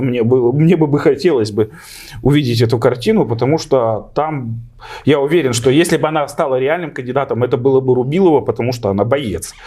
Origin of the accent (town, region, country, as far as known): Bashkortostan, Russia